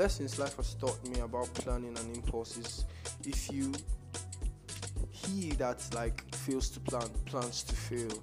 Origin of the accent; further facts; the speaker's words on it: Nigeria; I'm a Nigerian